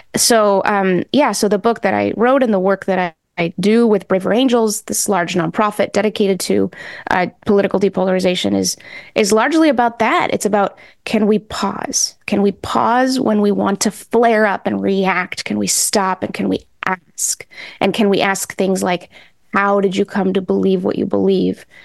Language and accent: English; New England, United States; also born or lived in Mexico; So my parents and I are Mexican immigrants. Um, we came over when I was, like, six, Mm-hmm. and I grew up in New England